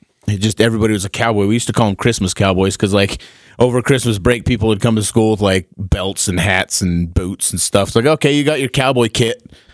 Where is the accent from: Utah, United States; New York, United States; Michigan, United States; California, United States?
Utah, United States; Helper; there was a car dealership growing up. I'm from Helper, Utah, and there was a car dealership called Helperado.